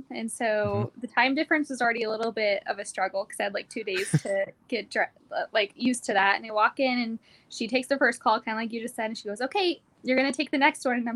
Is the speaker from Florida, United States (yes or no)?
no; Pahrump, Nevada, United States; now in Idaho, United States; I was originally from Pahrump Nevada, which is like an hour outside mm-hmm. of Vegas. And I came to the Idaho area on vacation a few years beforehand and I fell in love with it.